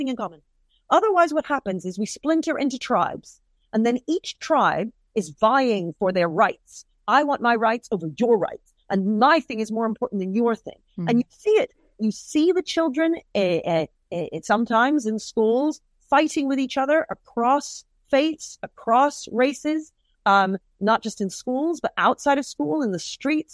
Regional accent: United Kingdom; So what if I'm of Caribbean descent? We're both British.

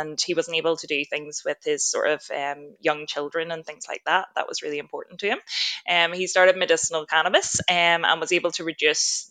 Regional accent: Ireland; moved away as an adult; now in Australia; I'm originally from Ireland, did my medical degree and started working as a doctor over there for about 3 years

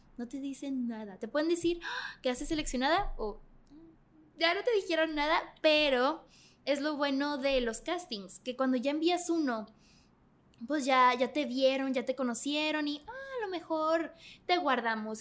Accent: Mexico; yo era la única mexicana

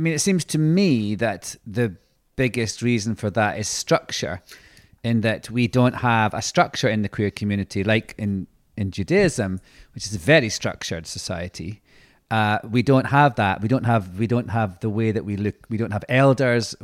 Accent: Scotland, United Kingdom; being Scottish

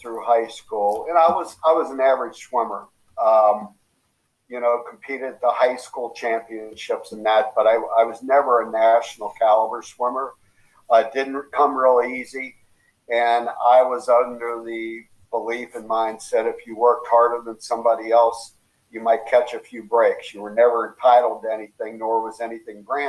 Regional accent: Kentucky, United States; accent: Southern twang; moved away as an adult; also born or lived in Tennessee / California / Iowa / Illinois; now in Chicago, United States; I grew up in Kentucky. Graduated from the University of Tennessee, so I have a bit of that Southern twang in me

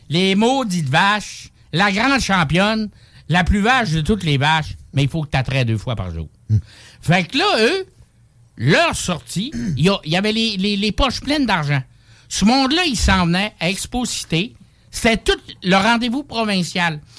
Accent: Saguenay, Quebec, Canada

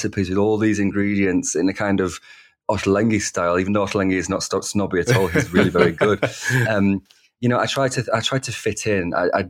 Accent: Wigan, North West England, United Kingdom; accent: Northern; You know, celebrating my Northern accent, that's something I used to try and quieten and dampen. Whereas now I'm proud to be a working class ruffian from Wigan.

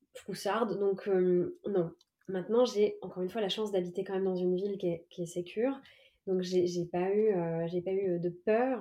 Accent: Évry, Île-de-France, France; j'ai passé euh, de 9 à 18 ans dans la ville d'Evry en Essonne

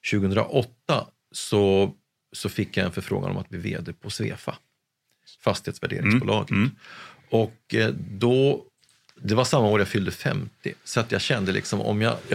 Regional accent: Gävle, Gävleborg County, Sweden; Jag är från Gävle, född och uppvuxen

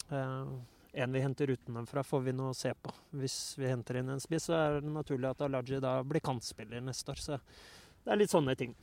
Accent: Oslo, Norway; jeg er oppvokst i Oslo

